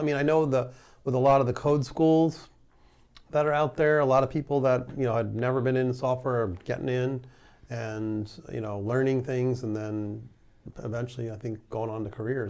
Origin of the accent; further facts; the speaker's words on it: New York, United States; now in Bay Area, United States; you and I, we're from New York